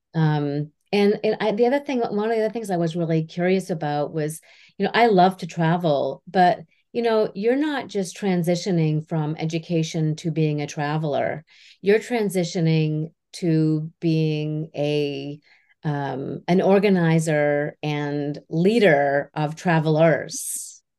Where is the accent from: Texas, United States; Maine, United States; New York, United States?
Maine, United States; Houlton; also born or lived in Vermont; we grew up in Halton, Maine